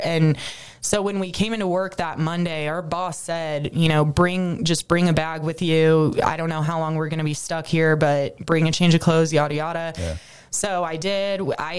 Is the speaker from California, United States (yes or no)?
yes; San Diego, California, United States; moved away as an adult; also born or lived in Beaumont, Texas; now in Charleston, United States; growing up in San Diego where nothing ever happens and it's 75 and sunny every day.